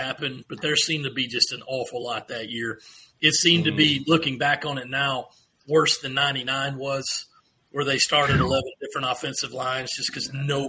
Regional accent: Rock Hill, South Carolina, United States; I'm from Northwestern, right?

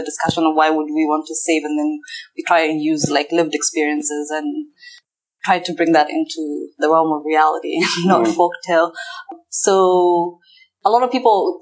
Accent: Kenya; moved away; I'm Somali Kenyan, so I don't identify with Somalis from Somalia. I identify as Kenyan.

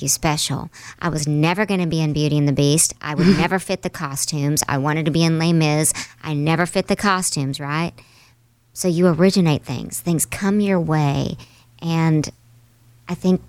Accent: the Bible Belt, United States; I grew up in the Bible Belt

